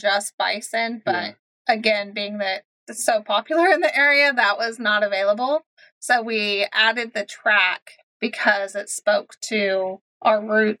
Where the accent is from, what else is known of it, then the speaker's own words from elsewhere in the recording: Kansas, United States; moved away; also born or lived in Oklahoma City, Oklahoma; we're from Kansas, but we were living in Oklahoma City for about 15 years before we went full time.